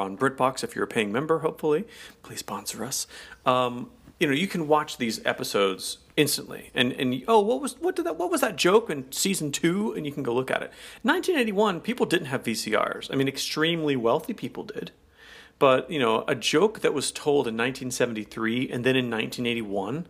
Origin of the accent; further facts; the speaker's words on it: the South, United States; I'm from the South